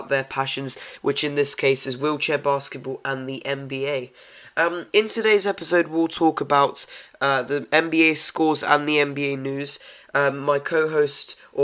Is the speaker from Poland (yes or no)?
yes; Poland; I'm from Poland